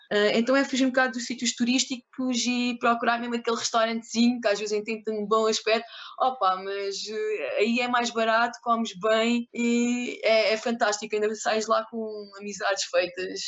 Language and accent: Portuguese; Algarve, Portugal; nascida e criada no Algarve, Uh, mais concretamente entre Lolé e Quarteira